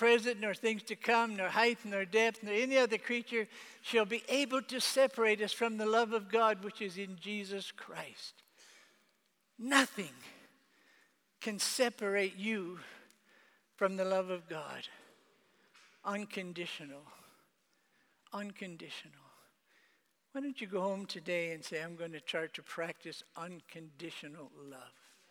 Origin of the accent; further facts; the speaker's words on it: Canada; moved away; I was made Father of the Year in my hometown in Canada